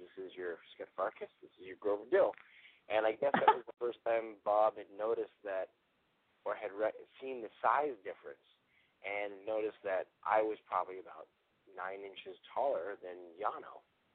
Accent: Toronto, Ontario, Canada; moved away as an adult; now in Los Angeles, United States; I was from Toronto

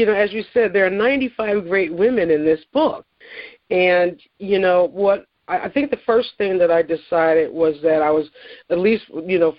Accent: Philadelphia, Pennsylvania, United States; being a Philadelphian

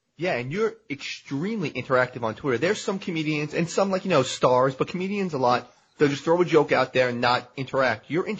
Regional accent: New York City, New York, United States; moved away as an adult; I grew up in New Springville, and I moved to Great Hills for like 5 years. That's where I owned my house, in Great Hills.

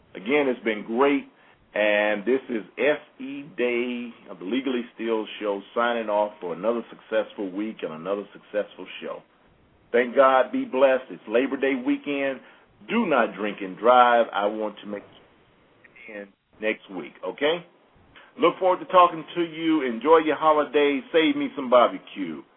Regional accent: Mississippi, United States; I'm from Mississippi

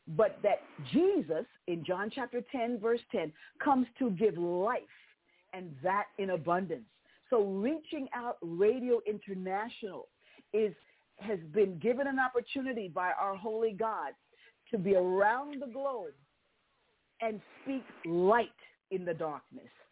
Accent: New York City, New York, United States; moved away; I was born and raised in New York City

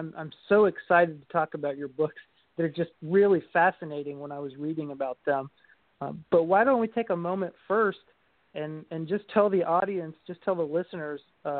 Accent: Kentucky, United States; I'm an author from Kentucky.

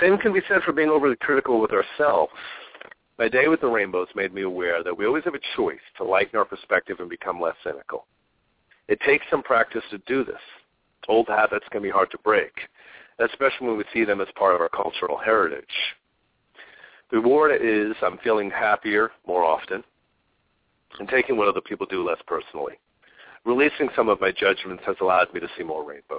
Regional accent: Long Island, New York, United States; now in Phoenix, United States; when I grew up on Long Island, we got rain a lot.

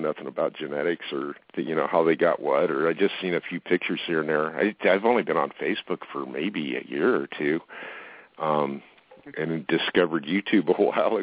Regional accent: Fountain Valley, California, United States; moved away; I grew up in Fountain Valley

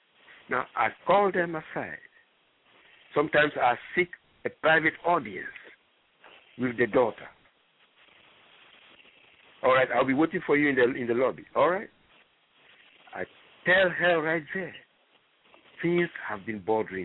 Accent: Libreville, Estuaire, Gabon; moved away; also born or lived in Ghana; I'm originally from Libreville, Gabon. You know, and that is where I started life

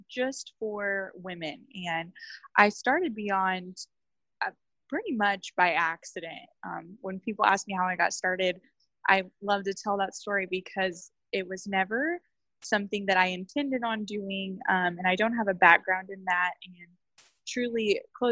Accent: Oklahoma, United States; I grew up in a really small town in Oklahoma.

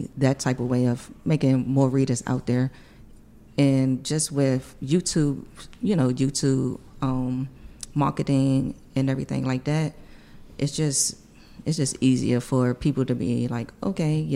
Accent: Washington, District of Columbia, United States; I'm from Washington, D.C.

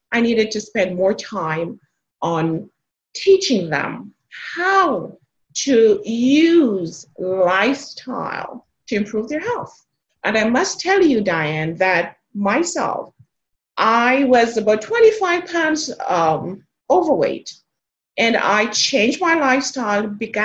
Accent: Jamaica; now in South Texas, United States; I am originally from Jamaica

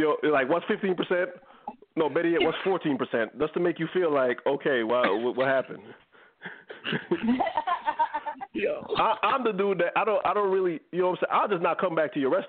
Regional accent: New York, United States; moved away; I'm from New York

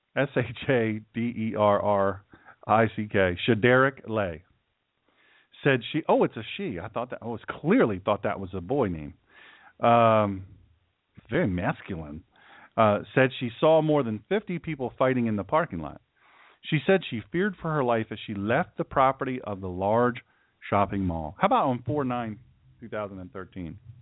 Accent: United States; I'm from Sussex County

